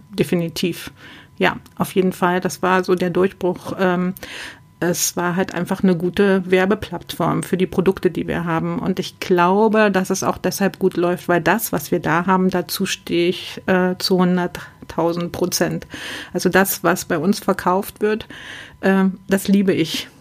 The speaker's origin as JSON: {"language": "German", "area": "near Bitterfeld", "region": "Saxony-Anhalt", "country": "Germany", "tie": "born or raised there", "also_born_or_lived": "West Germany", "moved": "yes", "said": "ich bin auch ein Ostkind und bin äh, in der dreckigsten Stadt äh, von Europa äh, in der Nähe groß geworden. Komme aus der Nähe von Bitterfeld"}